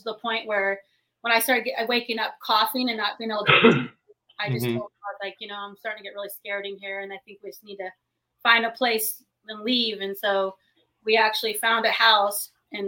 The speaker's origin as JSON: {"language": "English", "region": "Arizona", "country": "United States", "moved": "as an adult", "lives_now": "Cleveland, United States", "said": "we're originally from Arizona, moved up here to Cleveland, Ohio about 9.5 years ago"}